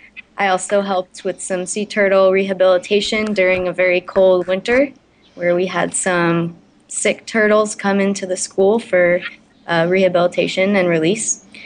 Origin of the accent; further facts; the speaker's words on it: Florida, United States; moved away as an adult; now in California, United States; So I'm currently a veterinary student in California. However, I was born and raised in Florida.